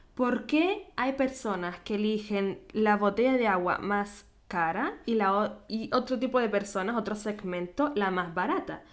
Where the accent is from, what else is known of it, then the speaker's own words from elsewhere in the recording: Canary Islands, Spain; accent: Canarian; now in Vienna, Austria; nacida en Canarias